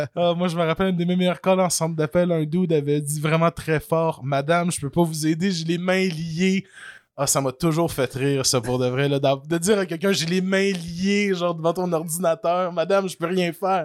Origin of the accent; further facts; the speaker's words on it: Canada; en tant que bon Canadien français